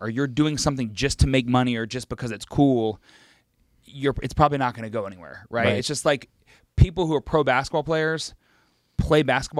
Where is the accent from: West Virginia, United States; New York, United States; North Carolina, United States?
West Virginia, United States; I'm a kid from West Virginia. I need to embrace that. I know that like my hometown was pretty boring